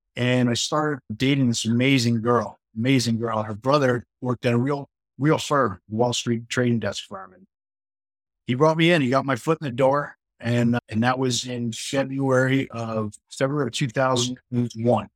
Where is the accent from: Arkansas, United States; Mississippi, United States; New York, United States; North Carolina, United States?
New York, United States; Port Washington; I grew up in Long Island, a town called Port Washington, a great town.